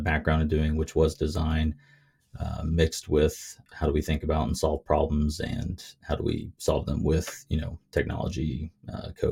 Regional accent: Kentucky, United States; moved away; I grew up in Kentucky

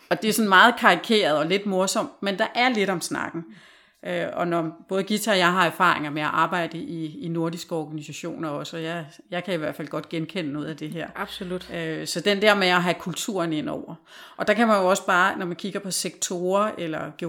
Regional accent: Denmark; moved away; also born or lived in Norway; som dansker.

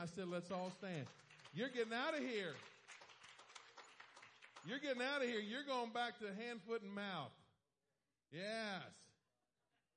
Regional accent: East Coast, United States; moved away; I'm from the East Coast

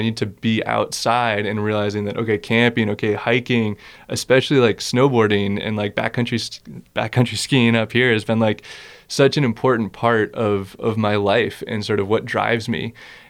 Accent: East Coast, United States; So yeah, going back to, growing up on the East Coast, there's sort of this history of conservation of, you know, Walden Pond being this special place.

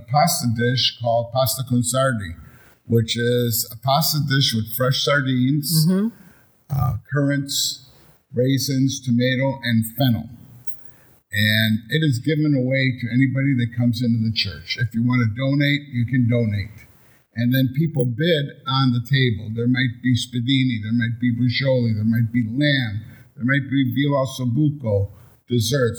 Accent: Milwaukee, Wisconsin, United States; Growing up on the East Side, Brady Street was, and this area was probably 60% Italian

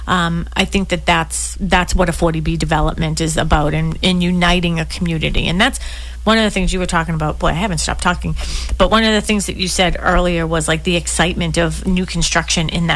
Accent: Boston, Massachusetts, United States; I grew up in Dorchester

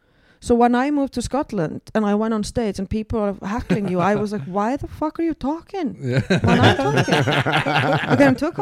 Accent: Iceland; moved away as an adult; now in Edinburgh, United Kingdom

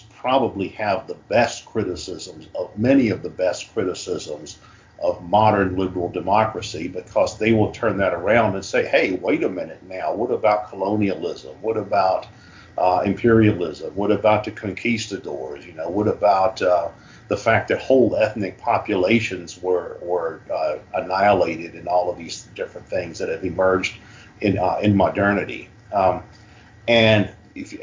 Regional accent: United States; I'm an American and I live in this large state that's a continent-wide

